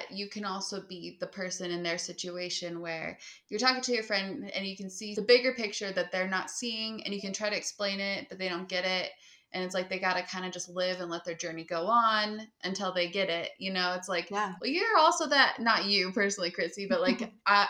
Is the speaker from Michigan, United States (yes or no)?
no; Utah, United States; I'm from Utah